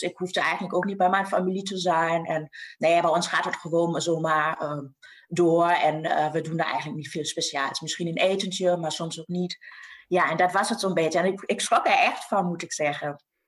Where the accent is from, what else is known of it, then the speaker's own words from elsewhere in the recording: West Münsterland, North Rhine-Westphalia, Germany; Dutch is a second language; moved away as an adult; now in Netherlands; in het mooie West-Münsterland waar ik ben opgegroeid